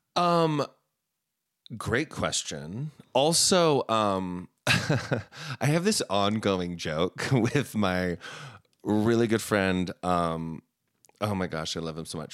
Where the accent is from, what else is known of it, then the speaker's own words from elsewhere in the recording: Heber City, Utah, United States; also born or lived in Salt Lake City, Utah; I was born in Salt Lake, but we moved to Heber